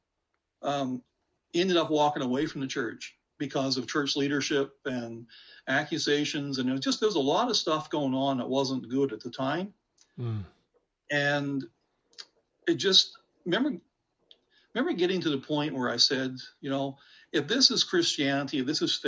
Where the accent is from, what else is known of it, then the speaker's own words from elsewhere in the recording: Nova Scotia, Canada; now in St. George's, Canada; was born in Nova Scotia in a very small little community